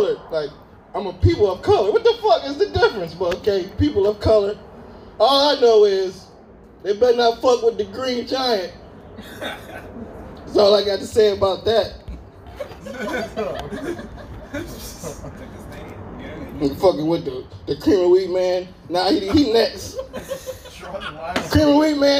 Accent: Cleveland, Ohio, United States; I'm from Cleveland

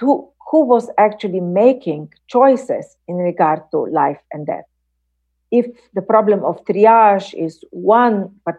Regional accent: Slovenia; my home country, Slovenia

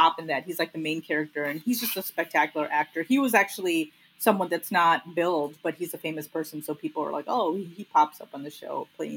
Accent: Lincolnwood, Illinois, United States; I grew up in Lincolnwood

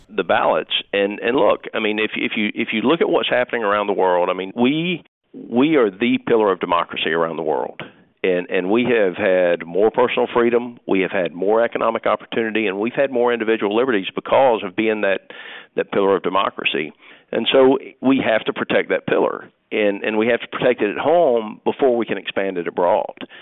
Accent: United States; I'm an American

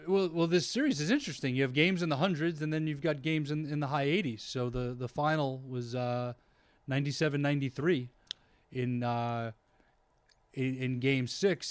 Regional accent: New York, United States; growing up in New York as a Celtics fan

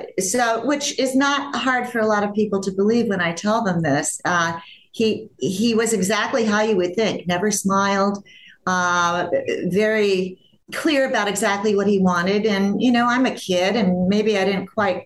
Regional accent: Los Angeles, California, United States; when I come home from Cedars, where I was born, I went home to my grandmother's house

